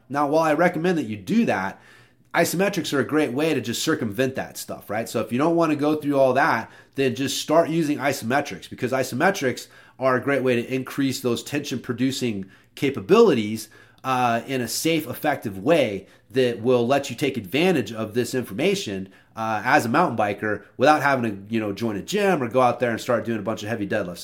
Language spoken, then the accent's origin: English; Oklahoma, United States; I'm from Oklahoma